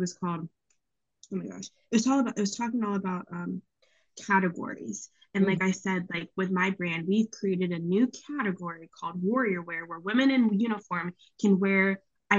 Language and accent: English; East Coast, United States; naturally, I'm from the East Coast. I think Verizon's the best.